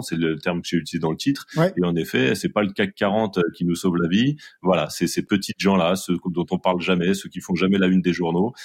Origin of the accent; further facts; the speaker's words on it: Saint-Denis, Île-de-France, France; je suis originaire euh, de Saint-Denis.